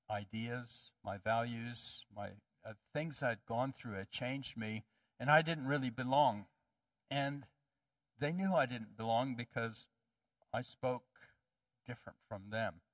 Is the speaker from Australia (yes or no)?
no; Ethiopia; I grew up in Ethiopia. My parents were missionaries, and I loved Ethiopia, but there was a problem. In Ethiopia, I stuck out like a sore thumb.